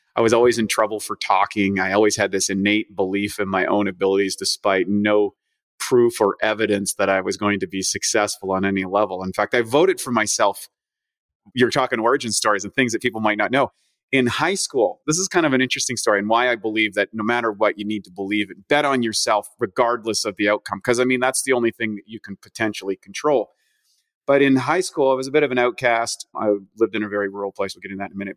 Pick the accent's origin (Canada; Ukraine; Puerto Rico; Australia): Canada; now in United States; I'm from Canada originally